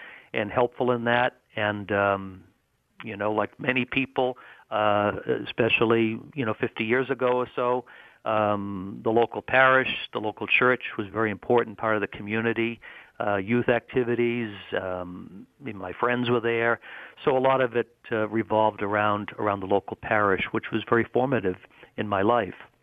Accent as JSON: {"language": "English", "town": "Boston", "region": "Massachusetts", "country": "United States", "tie": "born or raised there", "said": "I grew up in Greater Boston, Massachusetts, in a suburb of Boston"}